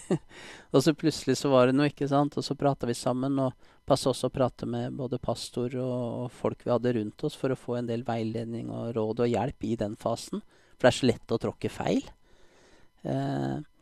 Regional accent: Oslo, Norway; jeg er eh, født og oppvokst i Oslo

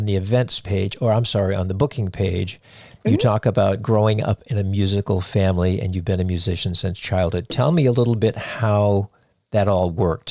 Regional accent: New England, United States; I'm from New England

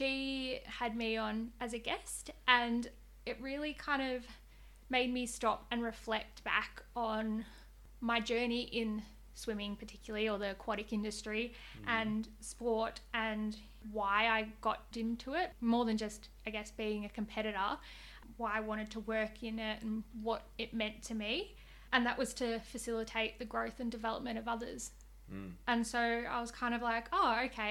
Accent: Australia; I grew up, I guess, like most Australians, doing learn to swim

